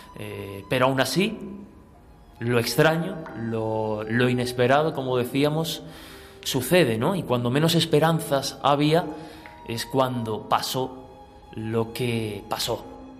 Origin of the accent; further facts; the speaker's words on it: Albacete, Castilla-La Mancha, Spain; que soy de Albacete